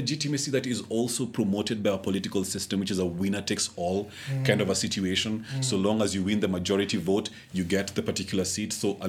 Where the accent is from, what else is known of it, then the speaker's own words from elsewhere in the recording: Kenya; This is the time when I felt, you know, least proud of actually being a Kenyan.